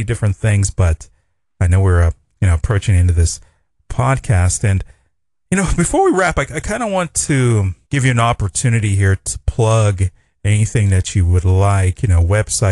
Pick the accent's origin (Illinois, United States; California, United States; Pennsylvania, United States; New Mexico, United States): Pennsylvania, United States; Pittsburgh; So I'm from Pittsburgh